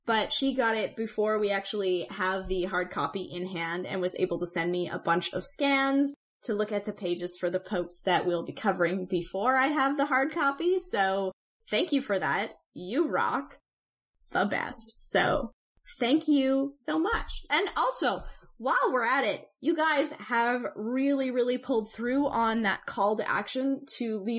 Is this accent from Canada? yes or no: yes; Canada; I'm a Canadian